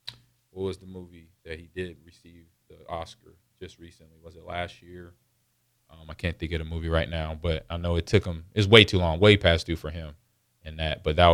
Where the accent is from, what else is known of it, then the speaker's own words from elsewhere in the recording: Los Angeles, California, United States; I grew up in Los Angeles